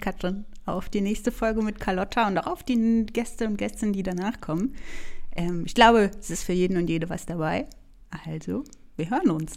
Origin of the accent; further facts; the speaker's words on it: Franconia, Bavaria, Germany; accent: Franconian rolled R; ich komme aus Franken, deshalb ist mein R ein bisschen stärker